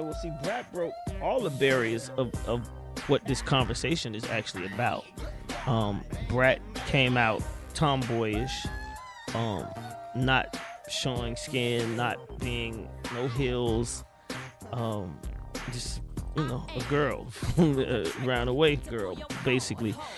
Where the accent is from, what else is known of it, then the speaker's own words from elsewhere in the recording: Atlanta, Georgia, United States; I was here, I'm here, I'm from Atlanta